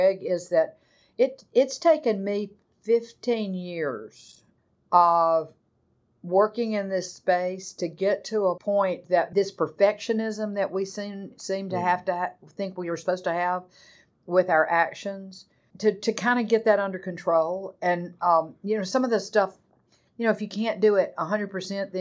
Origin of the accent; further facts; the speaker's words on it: the American South, United States; growing up in the American South in the 60s, 70s